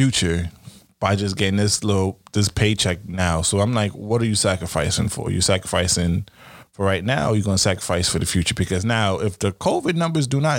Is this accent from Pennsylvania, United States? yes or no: no; New York City, New York, United States; I'm from Brooklyn